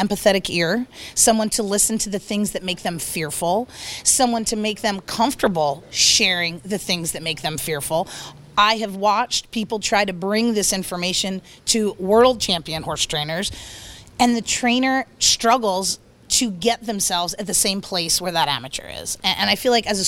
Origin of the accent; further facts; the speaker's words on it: northern New Jersey, United States; moved away; also born or lived in Delaware; I grew up on a horse farm in northern New Jersey